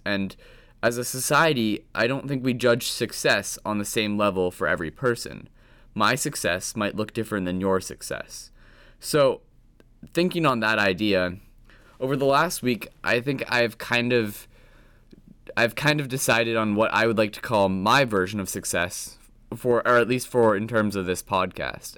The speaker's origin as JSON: {"language": "English", "town": "Williston", "region": "Vermont", "country": "United States", "tie": "born or raised there", "said": "I grew up in Williston, Vermont, and I had a pretty basic normal childhood."}